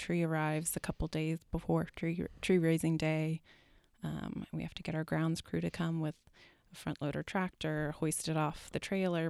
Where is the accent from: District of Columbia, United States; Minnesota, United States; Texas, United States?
Texas, United States; Dallas; now in Asheville, United States; As of now, I have no plans to leave, so you know, honestly, when I came here coming from Dallas, I kind of hated it when I first got